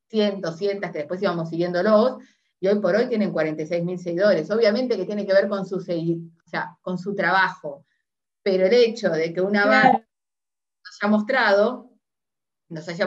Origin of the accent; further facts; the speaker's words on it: Montevideo, Uruguay; now in Buenos Aires, Argentina; soy montevideana. Y antes me parecía que Montevideo era gigante, o sea, ya somos, la capital, o sea que somos gigantes.